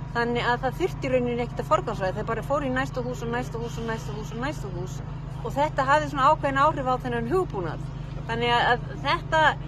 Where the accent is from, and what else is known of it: Iceland